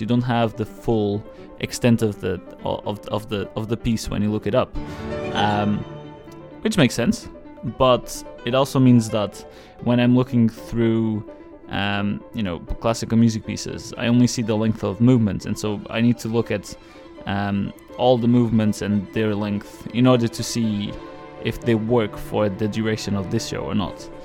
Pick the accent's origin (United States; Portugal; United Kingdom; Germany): Portugal; I'm from Portugal